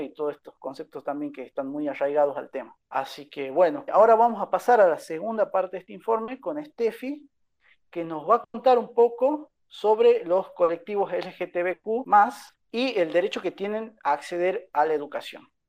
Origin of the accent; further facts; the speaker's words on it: Catamarca, Argentina; yo no soy de Tucumán, yo soy de Catamarca